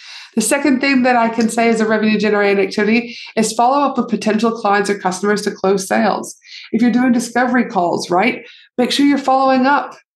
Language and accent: English; Canada; moved away; my home country, aka Canada